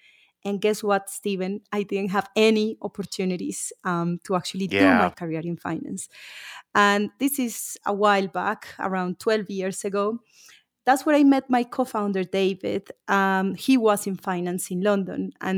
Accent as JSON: {"language": "English", "country": "Colombia", "tie": "born or raised there", "also_born_or_lived": "United Kingdom", "moved": "as an adult", "said": "I was born and raised in Colombia. I've lived in the UK for a few years."}